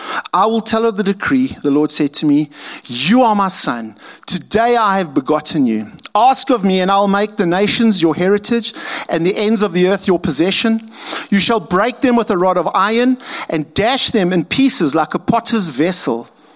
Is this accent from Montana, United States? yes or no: yes; Montana, United States; I grew up as a farm boy in a little farm town of about 500 people. And there's remnants of how I grew up around Montana.